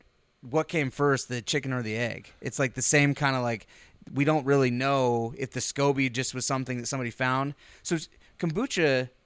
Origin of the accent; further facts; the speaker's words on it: Plattsmouth, Nebraska, United States; also born or lived in Panama; So, after they met in on Hill Base, I was born in Panama. 3 years later, they moved to the Midwest. We spent some time in a little place called Plasmouth, Nebraska.